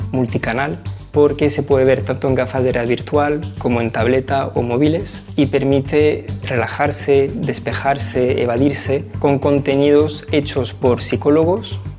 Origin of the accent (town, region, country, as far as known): France; now in Spain